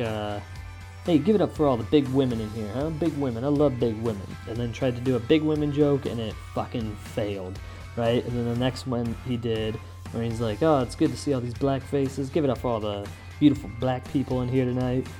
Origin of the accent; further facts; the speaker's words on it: United States; I'm an American